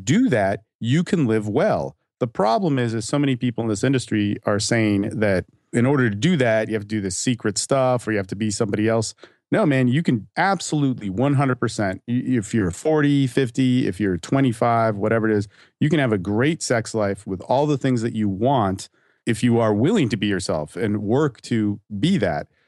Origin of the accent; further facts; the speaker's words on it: California, United States; moved away as an adult; also born or lived in Hawaii / Dallas–Fort Worth, Texas; now in Austin, United States; I'm from California and my family's from Hawaii, and I actually grew up in California and Hawaii as well